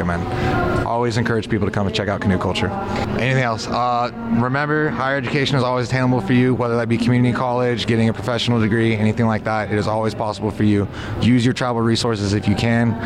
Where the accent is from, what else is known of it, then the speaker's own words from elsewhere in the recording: Tulalip Indian Reservation, Washington, United States; I grew up on the Tulip Indian Reservation, but I'm a member of the Upper Skagit Indian Tribe with lineage to the Swinomish as well